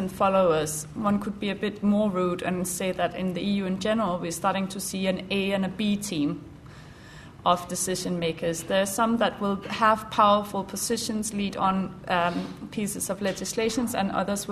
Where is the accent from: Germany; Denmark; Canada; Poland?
Denmark; now in United Kingdom; I'm from Denmark